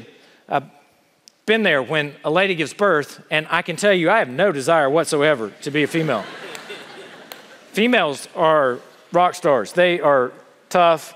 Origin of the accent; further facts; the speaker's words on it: South Carolina, United States; accent: Southern; now in Ohio, United States; I grew up in South Carolina